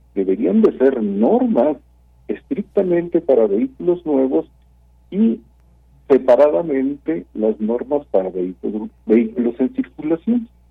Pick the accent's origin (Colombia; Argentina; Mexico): Mexico; como ciudadano, como mexicano